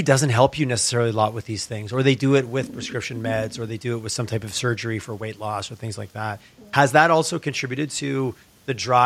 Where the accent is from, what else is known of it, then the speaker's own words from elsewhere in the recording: Quebec, Canada; you and I grew up in Quebec, everybody smoked and drank wine, and they still